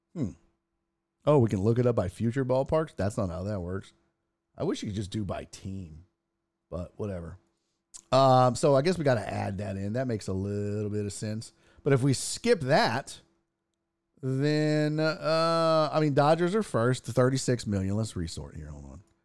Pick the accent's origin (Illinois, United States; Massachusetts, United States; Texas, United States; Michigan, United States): Texas, United States; Houston; I'm from Houston.